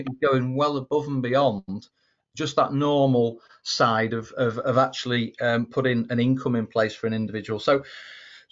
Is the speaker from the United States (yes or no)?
no; England, United Kingdom; I'm an Englishman